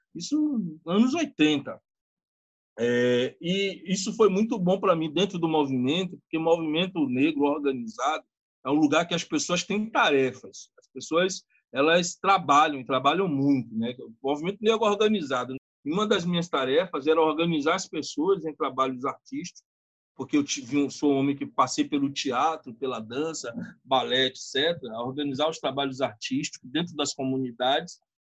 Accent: Bahia, Brazil

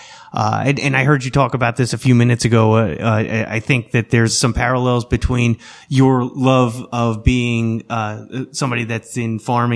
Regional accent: New York, United States; I'm a New Yorker

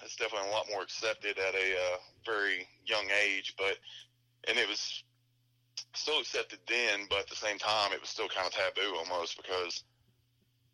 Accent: Cookeville, Tennessee, United States; my hometown of Cookeville

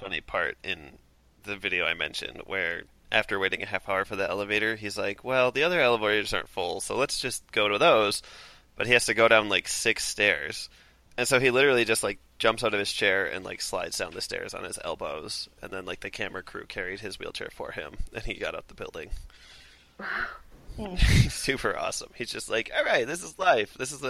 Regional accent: Minnesota, United States; accent: Minnesota; I would do my worst Minnesota accent right now, but I have a feeling I'm already doing it.

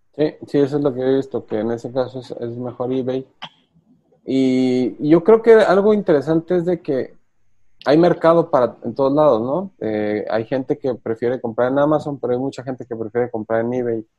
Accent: Mexico; como mexicanos

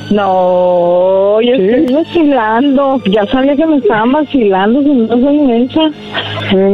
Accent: Guaymas, Sonora, Mexico; Yo soy de Guaymas, Sonora.

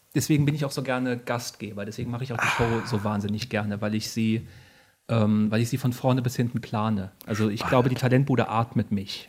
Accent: Bad Wildungen, Hesse, Germany; ich komme aus Bad Wildung

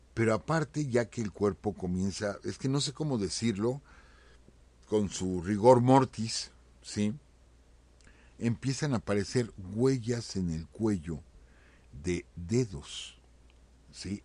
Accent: Mexico; nací aquí, nací en México

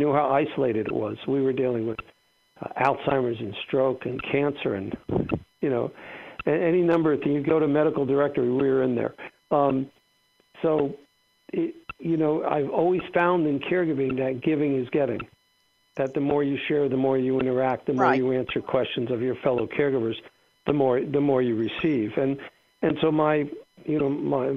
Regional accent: South Florida, United States; moved away as an adult; also born or lived in Atlanta; we're all from South Florida

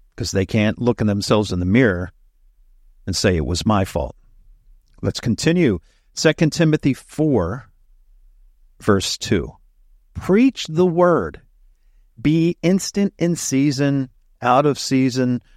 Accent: Delaware, United States; moved away as an adult; also born or lived in Central Texas / Fort Hood, Texas; I was born and raised here in Delaware

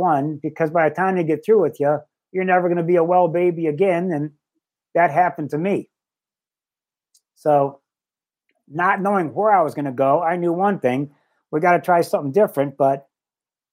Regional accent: Livonia, Michigan, United States; growing up in Livonia, Michigan

